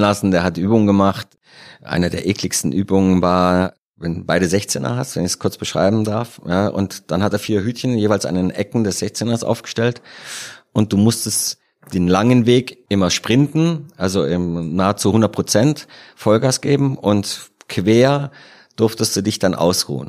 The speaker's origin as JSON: {"language": "German", "region": "Rhineland", "country": "Germany", "also_born_or_lived": "Cologne", "moved": "as an adult", "lives_now": "Munich, Germany", "said": "Als Rheinländer in München"}